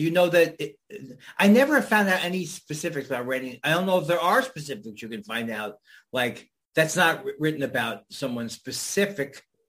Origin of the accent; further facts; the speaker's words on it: New York, United States; And I'm from New York.